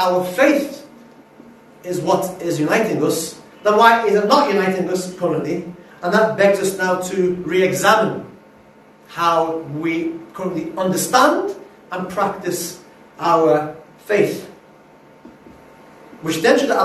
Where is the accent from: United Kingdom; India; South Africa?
United Kingdom; Liverpool, North West England; also born or lived in Yemen / Cardiff, Wales / Manchester; I am from Liverpool. My parents are from Yemen. I went to university in Liverpool